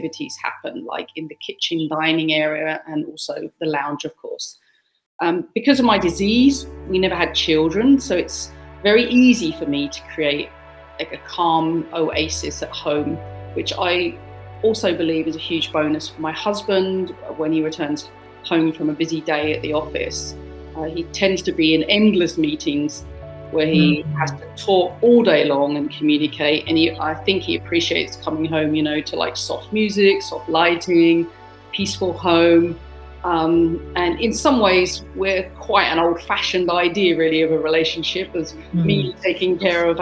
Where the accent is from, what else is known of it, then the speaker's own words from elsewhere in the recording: United Kingdom; moved away as an adult; also born or lived in Germany / China; I'm British, but I've been out of my home country since about